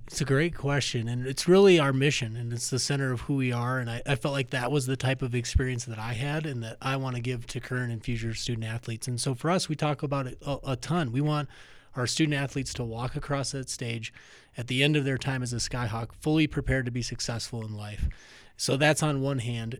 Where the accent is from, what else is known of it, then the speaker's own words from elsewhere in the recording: Minnesota, United States; now in Colorado, United States; I grew up in Minnesota